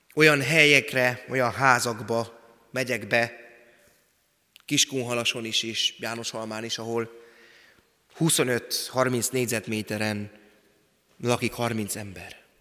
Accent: Szabolcs-Szatmár-Bereg, Hungary; accent: Szabolcs; moved away; szabolcsi szatmári gyerek vagyok

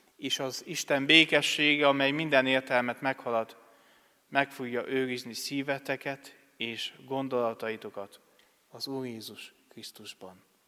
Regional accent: Acâș, Satu Mare County, Romania; moved away as an adult; also born or lived in Cluj-Napoca, Romania / Budapest, Hungary; now in Harta, Hungary; Erdélyből származom, vagyis Palciumból, Szatmár németi mellett levő, hát községből nevezhetem így nem falu, mert hozzá tartozik még két falucska, Ákosnak hívják ezt a községet. Ö, ott nőttem fel

